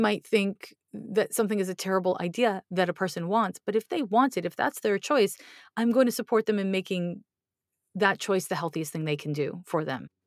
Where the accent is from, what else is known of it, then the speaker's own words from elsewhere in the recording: Montreal, Quebec, Canada; now in United States; I grew up in Montreal